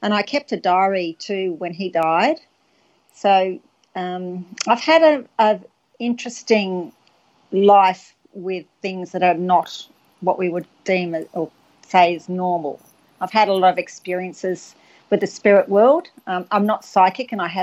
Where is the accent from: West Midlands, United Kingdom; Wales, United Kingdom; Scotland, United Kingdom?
Wales, United Kingdom; I was born in Wales, and ever since I was a little girl